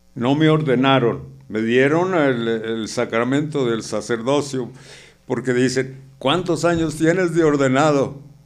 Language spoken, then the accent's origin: Spanish; San Luis Potosí, Mexico; moved away; Yo originario yo soy de San Luis Potosí